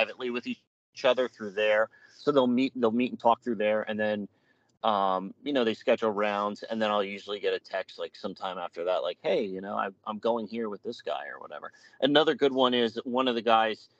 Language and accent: English; Eastern Pennsylvania, United States; I was from Eastern PA